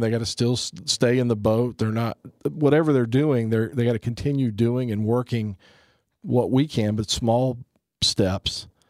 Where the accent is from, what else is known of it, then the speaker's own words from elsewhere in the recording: United States; as a Christian, as a Catholic, as an American